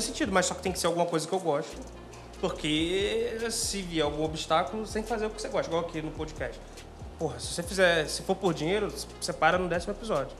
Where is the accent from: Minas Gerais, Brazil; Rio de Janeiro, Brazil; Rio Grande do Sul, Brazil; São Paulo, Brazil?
Rio de Janeiro, Brazil; interior of Rio de Janeiro state, Brazil; eu sou do interior do Rio